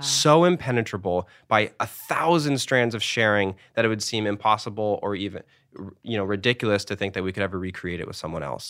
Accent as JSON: {"language": "English", "country": "United States", "said": "as an American kid"}